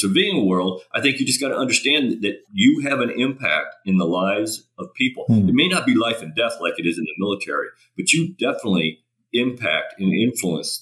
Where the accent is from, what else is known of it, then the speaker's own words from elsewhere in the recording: United States; I'm an American. I'm not Australian